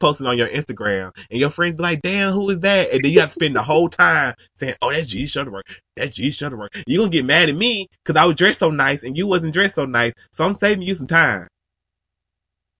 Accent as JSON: {"language": "English", "region": "Georgia", "country": "United States", "said": "I'm from Georgia"}